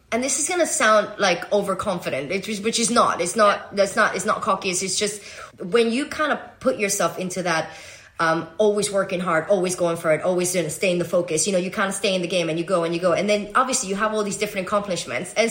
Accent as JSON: {"language": "English", "country": "Venezuela", "said": "I'm Venezuelan. I'm American."}